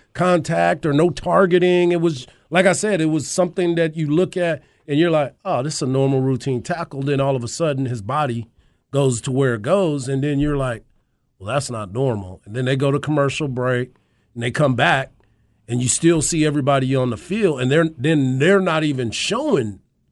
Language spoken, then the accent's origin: English; Texas, United States; I'm from Texas.